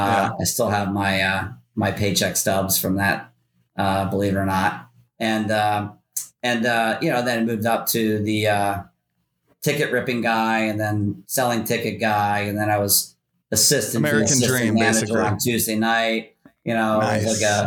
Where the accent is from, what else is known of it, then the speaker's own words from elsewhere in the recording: Philadelphia, Pennsylvania, United States; also born or lived in Kentucky / Virginia; I was born and raised in Philly, city of brotherly love, home of Rocky. So, I moved around as a kid. You know, we moved to Kentucky, to Virginia, back to Pennsylvania.